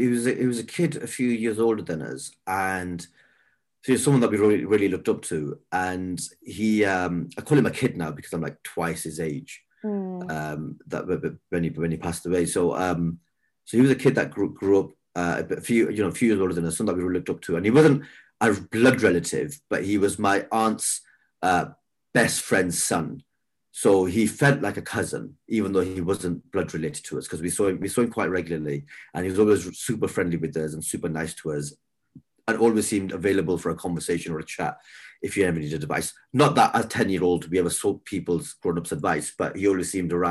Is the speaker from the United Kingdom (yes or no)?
yes; the north of England, United Kingdom; we were from up north.